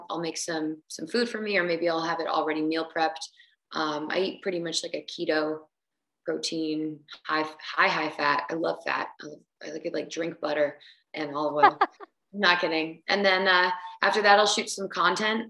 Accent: New Jersey, United States; I'm from New Jersey. I grew up in New Jersey

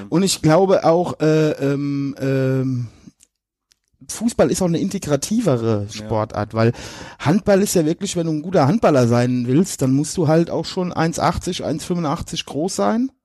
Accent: near Limburg, Hesse, Germany; also born or lived in Westerwald; ich komme ja da aus der Nähe von Limburg, da ist ja Hockey ganz groß

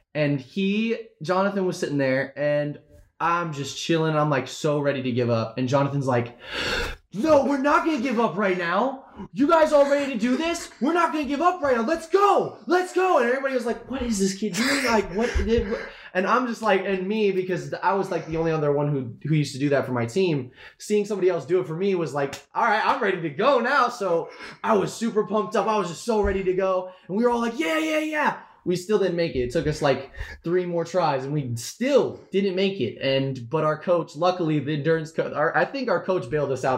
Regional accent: Florida, United States; now in Washington, United States; I grew up in Florida. Um, I moved to I moved to Washington five years ago

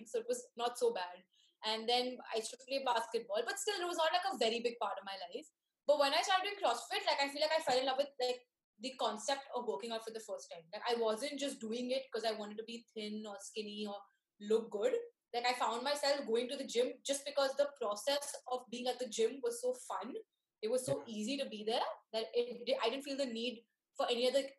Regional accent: Mumbai, Maharashtra, India; I've been born and brought up in Bombay. I did my schooling here

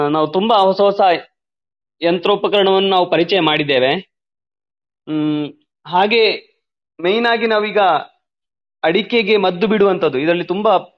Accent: Balanja village, Belthangady taluk, Karnataka, India; ನಾನು ಬೆಳ್ತಂಗಡಿ ತಾಲೂಕಿನ ಬಳಂಜ ಗ್ರಾಮದ ಕುಲಂಜಿರೋಡಿ ಎಂಬಲ್ಲಿ ನನ್ನ ಹುಟ್ಟೂರು

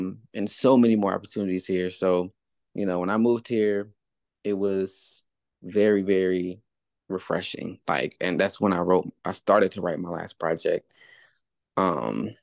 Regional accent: Charlotte, North Carolina, United States; moved away as an adult; also born or lived in California; now in Atlanta, United States; my hometown, Charlotte

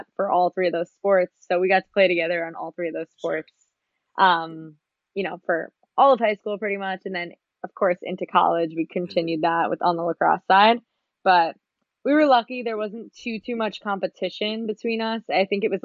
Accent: Long Island, New York, United States; I grew up on Long Island in New York.

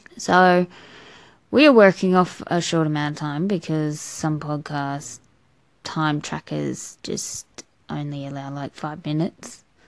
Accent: Australia; I'm an Australian

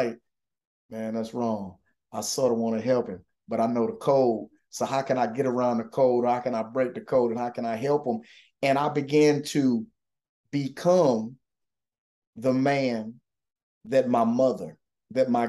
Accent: Atlanta, Georgia, United States; moved away as an adult; also born or lived in Freeport, Illinois / Texas; I was born in Freeport, Illinois, spent the majority of my life in Atlanta, Georgia.

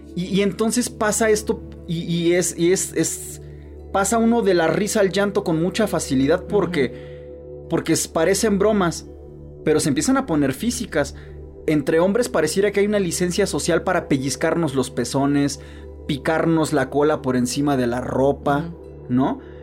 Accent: Veracruz, Mexico; yo, por ejemplo, soy de Veracruz, que es un lugar muy alburero

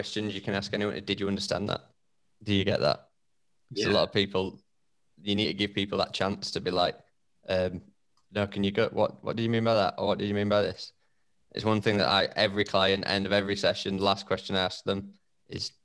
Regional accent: United Kingdom; accent: broad northern; my broad northern

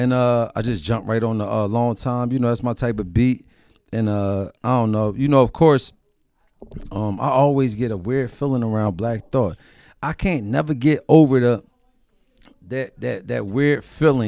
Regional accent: Philadelphia, Pennsylvania, United States; growing up in Philadelphia

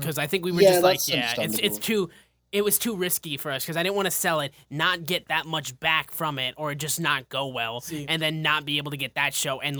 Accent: Michigan, United States; Yeah, we're from Michigan. Yeah. Chicago's not a long drive.

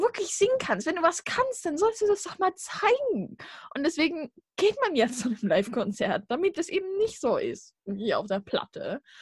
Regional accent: Saxony, Germany; ich komme aus Sachsen, oh, aus dem braunen Winkel

